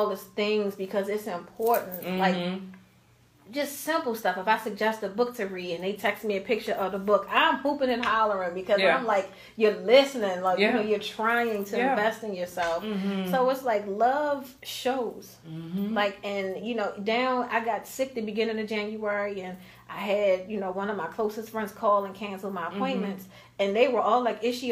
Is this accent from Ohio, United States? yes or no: no; Baltimore, Maryland, United States; I grew up in Baltimore City